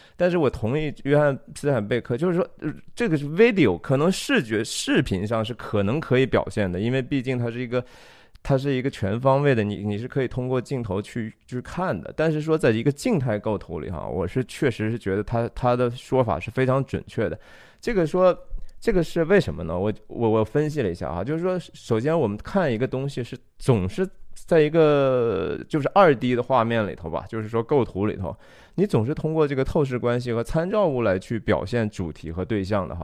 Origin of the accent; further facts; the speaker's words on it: Taiyuan, Shanxi, China; moved away; 我的家乡是山西太原